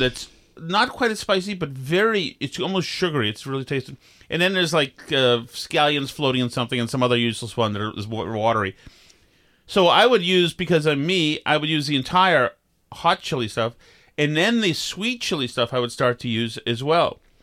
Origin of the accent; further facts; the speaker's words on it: Vermont, United States; we had growing up in Vermont